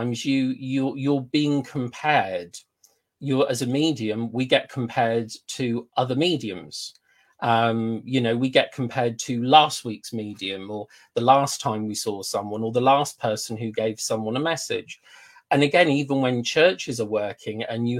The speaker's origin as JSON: {"language": "English", "country": "United Kingdom", "said": "we are British"}